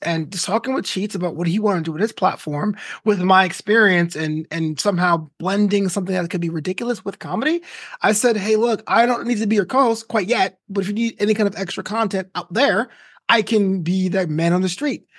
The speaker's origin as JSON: {"language": "English", "region": "New York", "country": "United States", "tie": "born or raised there", "also_born_or_lived": "Florida / Orange County", "moved": "as an adult", "lives_now": "Los Angeles, United States"}